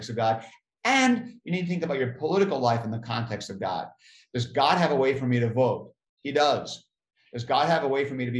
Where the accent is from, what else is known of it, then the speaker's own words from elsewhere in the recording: United States; being an American